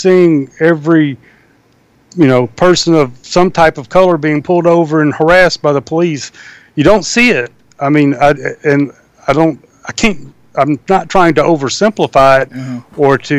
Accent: Deep South, United States; My experiences growing up in the Deep South will be greatly different than yours.

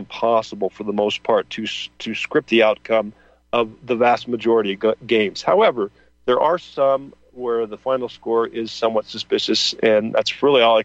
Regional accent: Midwest, United States; now in California, United States; growing up in the Midwest

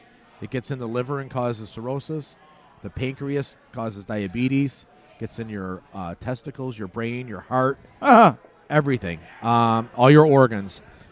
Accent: Oakland, California, United States; I grew up in Gerald's

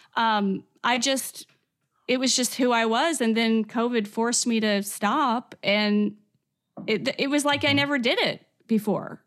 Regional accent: Corydon, Indiana, United States; accent: a little bit of Southern; also born or lived in Asheville, North Carolina; I grew up here in Corey Dun, Indiana

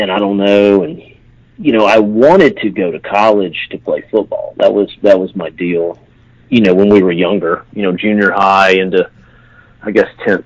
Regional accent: Haleyville, Alabama, United States; me and you are from the same town, so we're both from Haleyville, Alabama

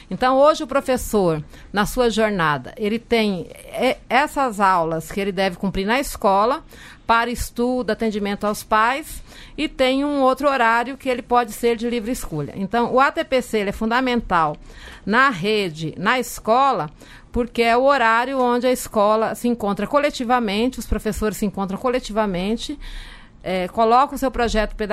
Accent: Taboão da Serra, São Paulo, Brazil; Sou da cidade de Taboão da Serra

